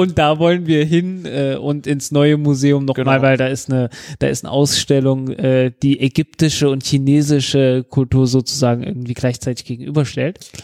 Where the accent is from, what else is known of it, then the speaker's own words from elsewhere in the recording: Zeitz, Saxony-Anhalt, Germany; moved away; von Zeitz aus, wo ich ursprünglich herkomme